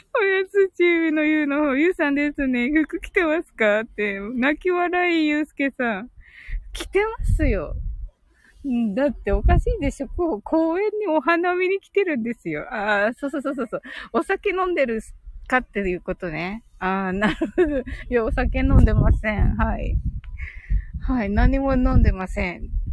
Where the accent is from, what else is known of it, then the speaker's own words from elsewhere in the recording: Kyushu, Japan; 私九州人